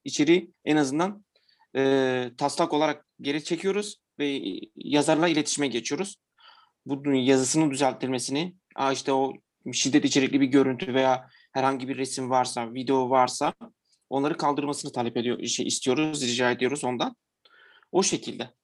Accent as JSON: {"language": "Turkish", "town": "Diyarbakır", "region": "Diyarbakır Province", "country": "Turkey", "moved": "yes", "lives_now": "Istanbul, Turkey", "said": "Ben de Diyarbakırlıyım"}